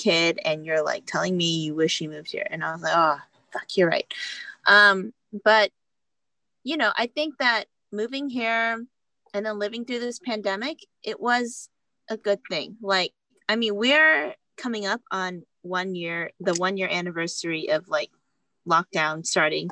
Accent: Houston, Texas, United States; moved away as an adult; now in New York City, United States; my hometown, Houston

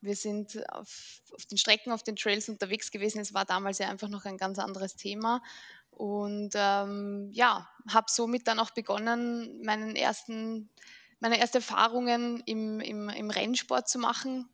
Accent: Mödling, Lower Austria, Austria; Ich komme aus Mödling.

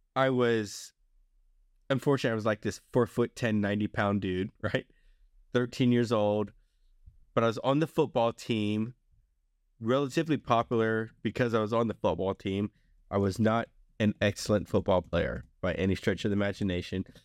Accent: Long Beach, Mississippi, United States; also born or lived in Alabama; nineteen eighty-three, I lived in Long Beach, Mississippi.

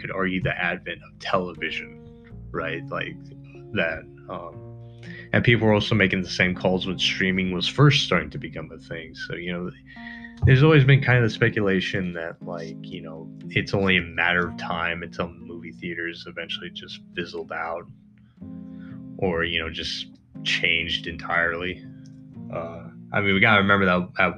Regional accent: United States; as an American

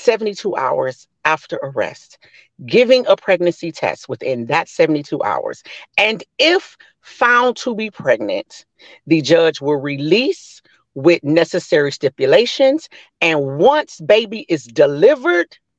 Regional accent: Missouri, United States; also born or lived in Florida; I'm from Missouri. I did my time in Missouri

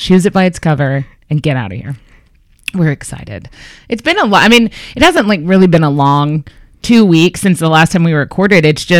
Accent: Texas, United States; moved away; as a Texan

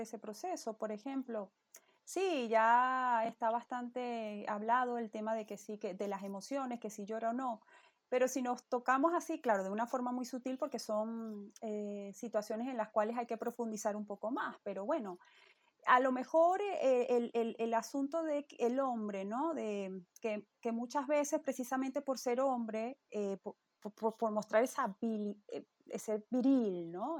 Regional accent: Venezuela; moved away; nosotros, ¿no? que venimos de Venezuela

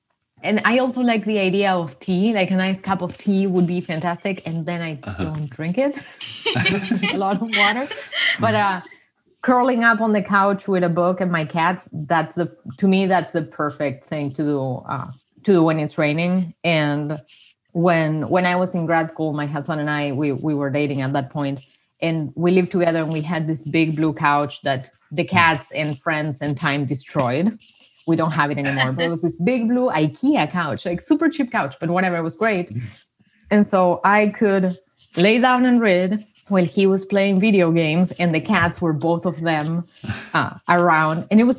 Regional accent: Buenos Aires, Argentina; accent: Argentinian; English is a second language; moved away as an adult; now in United States; with an Argentinian accent, of course. I was born and raised in Argentina, in Buenos Aires, and I did undergrad in Argentina. I moved to the U.S. for my PhD.

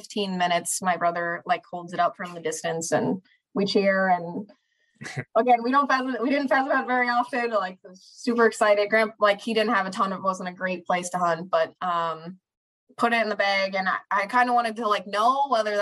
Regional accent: Minneapolis, Minnesota, United States; I'm from the Twin Cities of Minnesota

